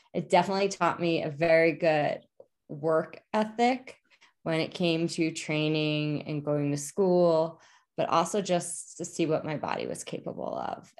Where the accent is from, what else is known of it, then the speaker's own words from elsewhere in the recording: New Jersey tri-state area, United States; also born or lived in New York City; I'm from the New Jersey tri-state area